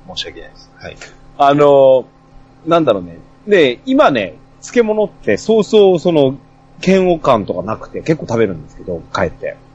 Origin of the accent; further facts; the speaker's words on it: Yonezawa, Yamagata, Japan; 私ほら地元が米沢ですから